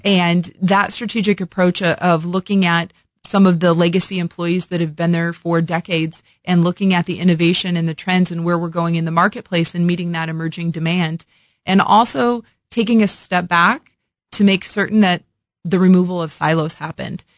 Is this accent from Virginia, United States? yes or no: no; Illinois, United States; moved away as an adult; also born or lived in Las Vegas; now in Kansas City, United States; born and raised in Illinois, so that's the full circle approach of coming back to my Midwestern roots